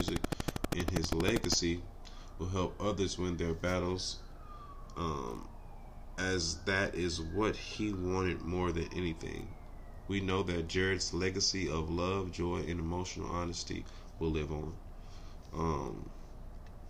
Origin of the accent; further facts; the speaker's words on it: Los Angeles, California, United States; I'm from Watts, bro. I grew up in Watts, California.